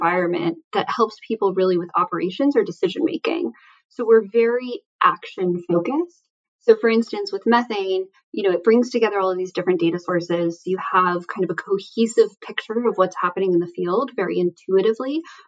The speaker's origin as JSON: {"language": "English", "region": "Southern New Mexico", "country": "United States", "tie": "born or raised there", "also_born_or_lived": "California", "moved": "yes", "said": "I grew up in Southern New Mexico."}